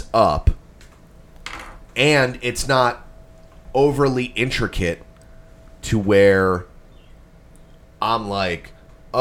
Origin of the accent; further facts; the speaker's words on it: New Jersey, United States; we're from New Jersey. That's what we sound like.